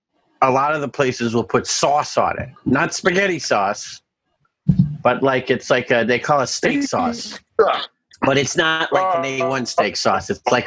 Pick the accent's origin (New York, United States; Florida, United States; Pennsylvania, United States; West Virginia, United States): Pennsylvania, United States; Outside Philadelphia.